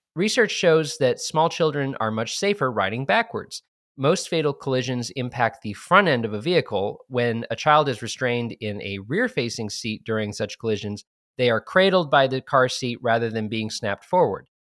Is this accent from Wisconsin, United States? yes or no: no; New Hampshire, United States; I'm from the Granite State